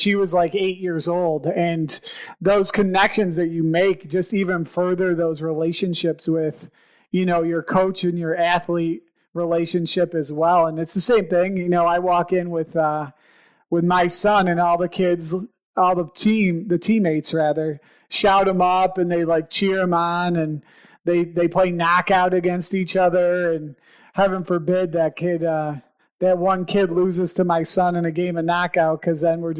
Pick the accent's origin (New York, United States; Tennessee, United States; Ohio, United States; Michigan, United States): New York, United States; Buffalo; we're from Buffalo